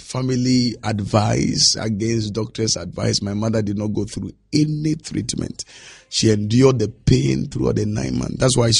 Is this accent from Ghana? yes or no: yes; Nima, Greater Accra, Ghana; When I was growing up, I saw poverty.